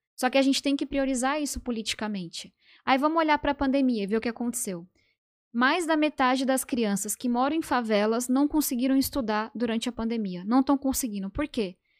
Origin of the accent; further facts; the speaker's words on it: São Paulo, Brazil; Eu nasci e cresci em São Paulo.